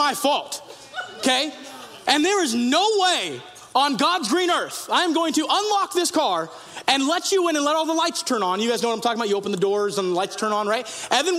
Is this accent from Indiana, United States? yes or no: no; Sacramento, California, United States; also born or lived in Yuba City; I was a teenager, and I grew up in Sacramento and also on Beale Air Force Base right there in Yuba City.